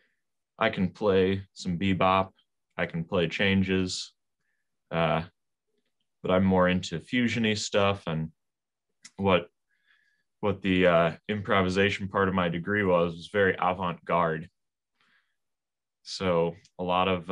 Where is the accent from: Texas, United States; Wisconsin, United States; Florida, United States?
Wisconsin, United States; Whitefish Bay; also born or lived in Appleton, Wisconsin; I grew up in Whitefish Bay.